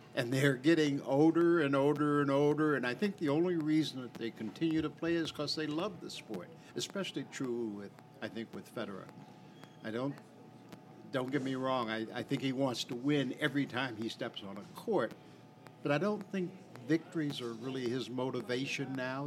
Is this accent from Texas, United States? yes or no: no; Maine, United States; I'm eighth generation from my county